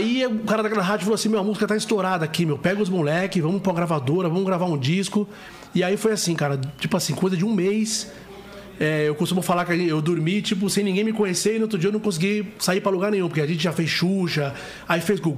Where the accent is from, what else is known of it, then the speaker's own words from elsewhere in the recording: São Paulo, Brazil; also born or lived in Recife; Então, eu nasci no Recife, vim pra cá pra São Paulo.